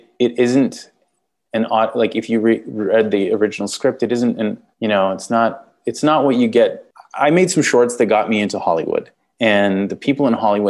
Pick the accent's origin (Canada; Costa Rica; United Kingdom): Canada; accent: Canadian; I'm Canadian